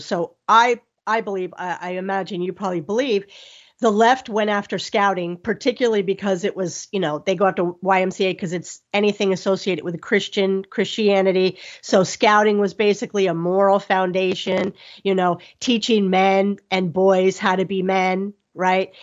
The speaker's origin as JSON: {"language": "English", "town": "Miami", "region": "Florida", "country": "United States", "tie": "born or raised there", "said": "I'm from Miami"}